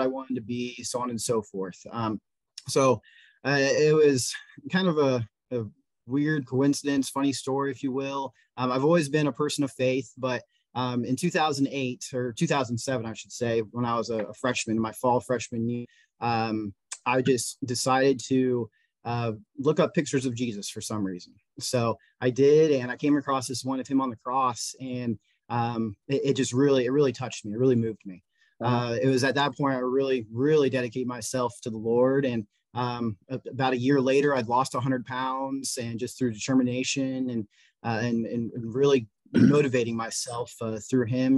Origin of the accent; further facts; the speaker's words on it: Westfield, Indiana, United States; born and raised in Westfield, lived here my entire life